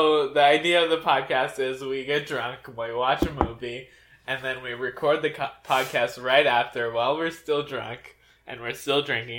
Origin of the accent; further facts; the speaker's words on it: Thrissur, Kerala, India; And I was born in Thrissur, Kerala, India, which is further away from everyone else, in the year of 1994... Interesting, right? Because 96, 95, 94. November 13th, 1994.